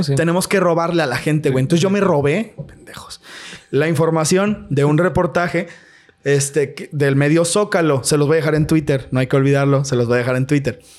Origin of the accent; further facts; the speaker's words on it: Mexico; como mexicano